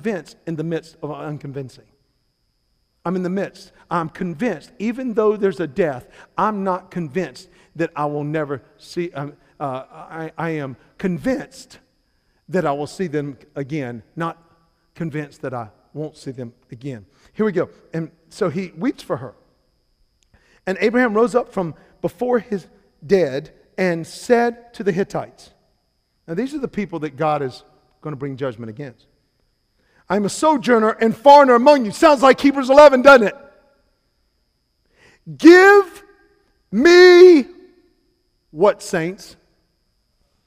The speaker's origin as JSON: {"language": "English", "town": "Salisbury", "region": "North Carolina", "country": "United States", "moved": "as an adult", "lives_now": "Charleston, United States", "said": "I am from Salisbury, North Carolina"}